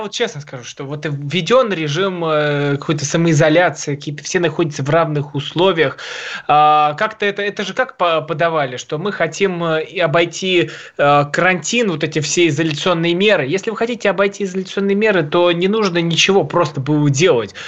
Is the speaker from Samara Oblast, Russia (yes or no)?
no; Tula, Tula Oblast, Russia; я из Тулы